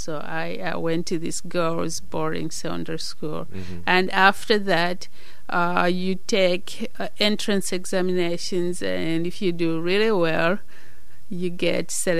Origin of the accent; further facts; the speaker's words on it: Malawi; moved away as an adult; now in United States; I was born in Malawi.